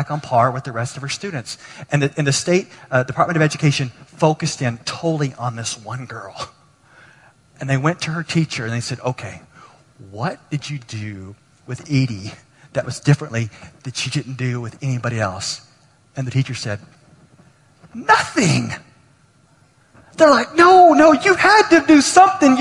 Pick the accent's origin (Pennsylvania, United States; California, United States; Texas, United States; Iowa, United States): Texas, United States; I grew up in Texas